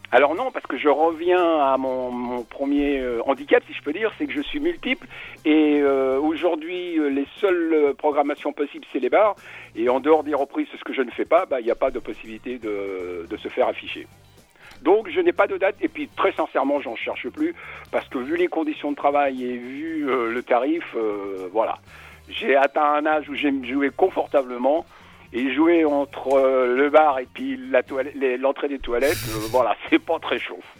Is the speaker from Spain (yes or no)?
yes; Spain; je suis espagnol